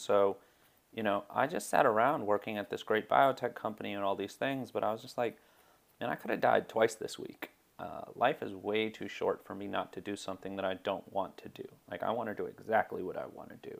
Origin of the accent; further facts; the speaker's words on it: United States; a Pakistani American Muslim